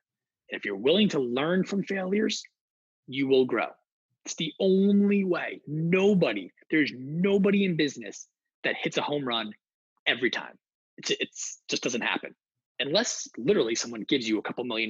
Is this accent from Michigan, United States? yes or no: no; New Jersey, United States; I'm being from the North Jersey area